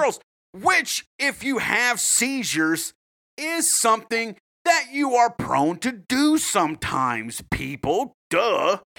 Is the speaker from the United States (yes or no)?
yes; United States; as an American